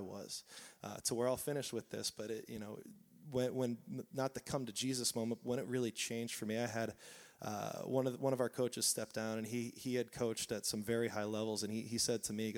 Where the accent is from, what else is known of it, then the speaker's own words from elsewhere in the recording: Southern California, United States; I grew up here in Southern California